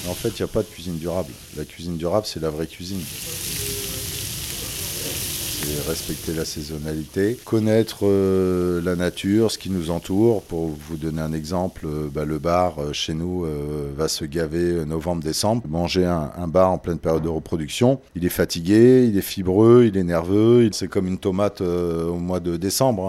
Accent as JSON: {"language": "French", "town": "La Rochelle", "region": "Nouvelle-Aquitaine", "country": "France", "tie": "born or raised there", "said": "moi je suis né à La Rochelle"}